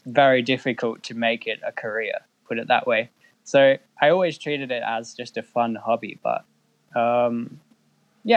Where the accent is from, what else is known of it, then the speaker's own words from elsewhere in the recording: Perth, Western Australia, Australia; moved away as an adult; now in Iceland; I was born in Western Australia, in Perth